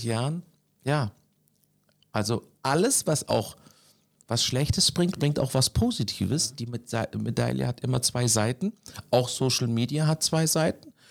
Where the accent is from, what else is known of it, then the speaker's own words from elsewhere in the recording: Konstanz, Baden-Württemberg, Germany; now in Hamburg, Germany; bin am Bodensee geboren, in Konstanz